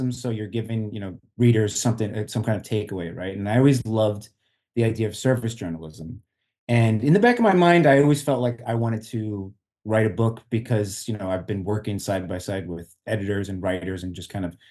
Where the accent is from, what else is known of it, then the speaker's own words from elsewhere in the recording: Long Island, New York, United States; now in Jersey City, United States; I'm actually originally from Long Island, and I basically moved from Long Island to Jersey City